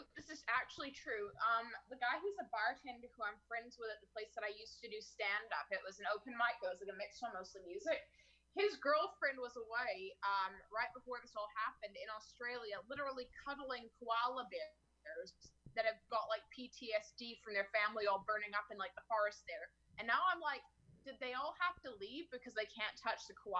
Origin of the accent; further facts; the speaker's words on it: Surrey, British Columbia, Canada; Yeah, I'm from Surrey, outside Vancouver.